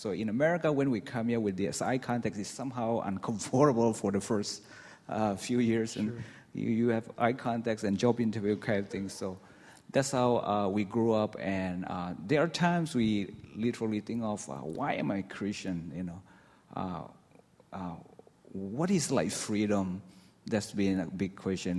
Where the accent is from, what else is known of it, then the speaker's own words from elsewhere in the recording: northwest Burma, Myanmar; now in United States; I grew up in Burma, somewhere in the northwest